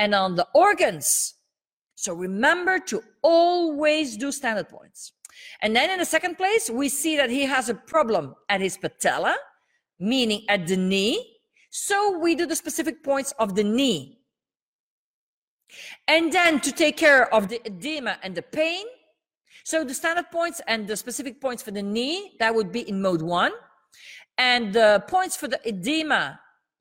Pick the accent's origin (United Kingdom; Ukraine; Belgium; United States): Belgium; first language Dutch; English is a second language; English is not my mother tongue. I'm from Belgium. and my mother tongue is Dutch.